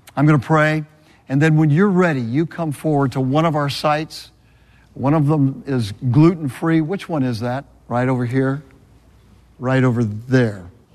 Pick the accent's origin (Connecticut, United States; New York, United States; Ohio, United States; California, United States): California, United States; Southern; moved away; also born or lived in Birmingham, Alabama; I'm from Southern California.